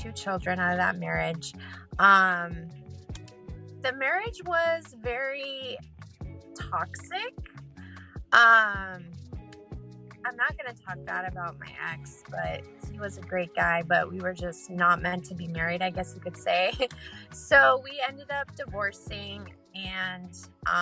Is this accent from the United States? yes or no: yes; California, United States; I'm from California